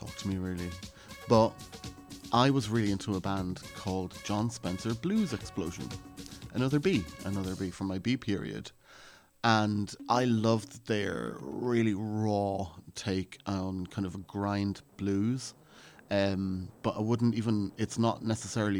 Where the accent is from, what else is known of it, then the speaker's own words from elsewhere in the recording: Ireland; I was actually being an Irish …